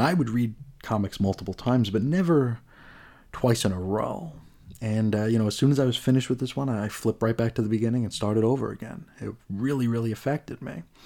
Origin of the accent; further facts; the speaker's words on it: New York, United States; also born or lived in Oakdale, Long Island; as a New Yorker